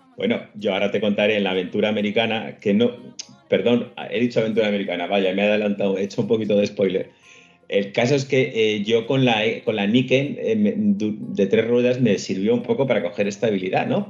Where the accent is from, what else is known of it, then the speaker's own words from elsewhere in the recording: Spain; yo soy español